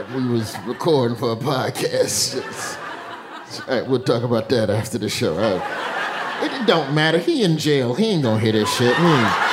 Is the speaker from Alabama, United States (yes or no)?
yes; Alabama, United States; now in New York, United States; I'm from Alabama, the southerner in me